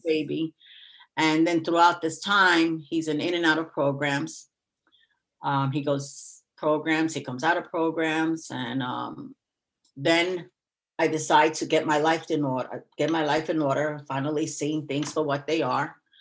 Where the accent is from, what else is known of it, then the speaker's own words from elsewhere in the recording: New York City, New York, United States; also born or lived in Queens; I was raised in the Bronx